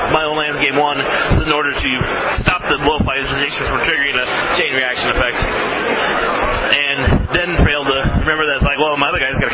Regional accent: Colorado, United States; well, I'm from Colorado. No, But I go to school with them in Kansas.

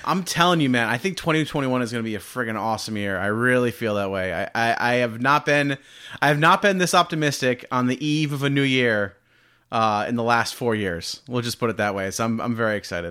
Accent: Rhode Island, United States; Hasbro is right, right in my home state of Rhode Island

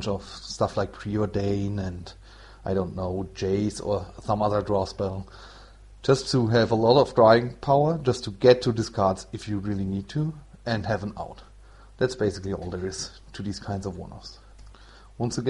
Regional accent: Germany; English is a second language; I'm from Germany, so it's not my mother tongue.

